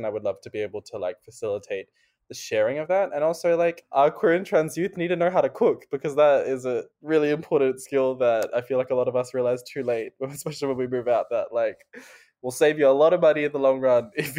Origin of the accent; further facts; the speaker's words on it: India; I am South Asian, but I am Indian.